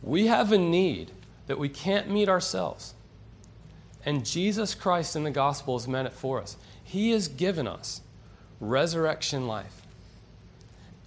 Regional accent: Western North Carolina, United States; moved away as an adult; now in Florida, United States; I'm from Western Carolina, and I just moved here a year ago

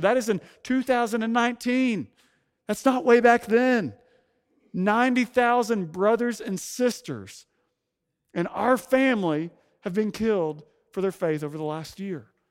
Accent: Fayetteville, Arkansas, United States; moved away as an adult; also born or lived in San Francisco Bay Area; now in San Francisco, United States; for most of my life, before moving to the Bay Area, home was the Ozark Mountains of Northwest Arkansas

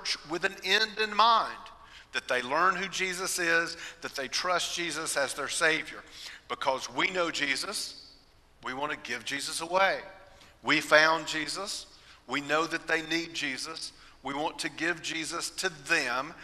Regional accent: Austell, Georgia, United States; also born or lived in Fort Leonard Wood, Missouri; We moved back to Austell, Georgia, where we lived near my great-grandparents, my grandparents, my aunts, and my uncles

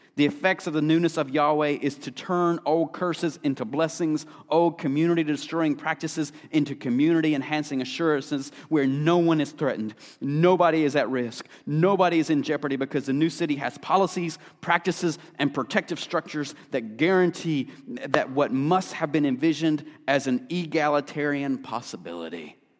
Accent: Appalachia, United States; I grew up in Appalachia

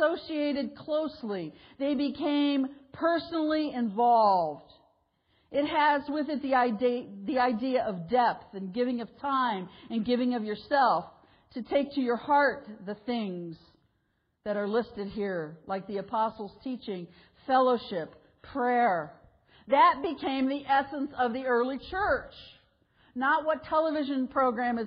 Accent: United States; we as American Christians

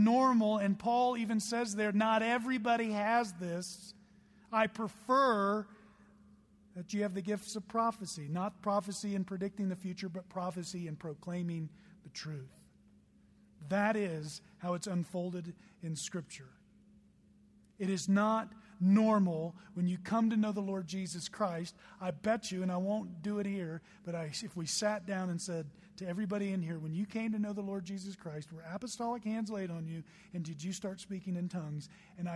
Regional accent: Tulsa, Oklahoma, United States; I grew up in Tulsa, Oklahoma

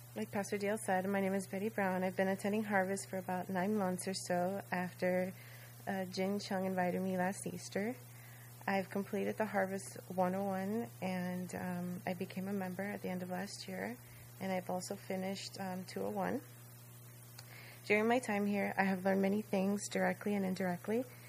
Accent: Dominican Republic; first language Spanish; English is a second language; moved away; learning my culture, speaking my native tongue so fluently.

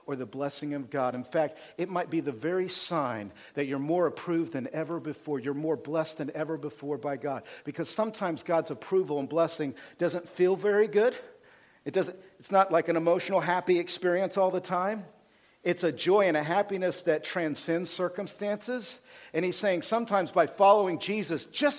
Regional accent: United States; because we're American, this is the way I think.

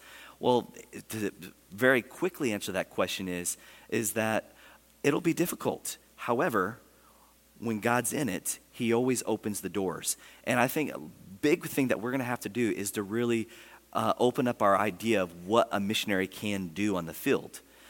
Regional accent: United States; they find out I'm an American.

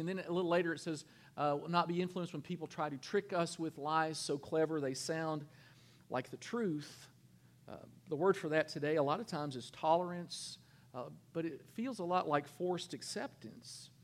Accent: Kentucky, United States; I'm from Kentucky.

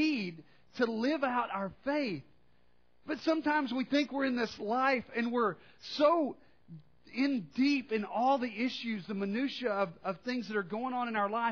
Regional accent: Arkansas, United States; I'm from Arkansas

